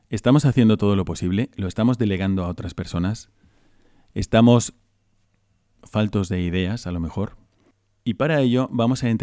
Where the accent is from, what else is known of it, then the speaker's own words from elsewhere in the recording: Bogotá, Colombia; moved away as an adult; now in Madrid, Spain; yo soy de Colombia, de Bogotá, de la capital.